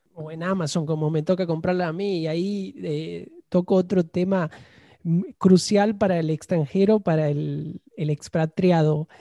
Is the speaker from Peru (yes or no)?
no; Argentina; yo soy un argentino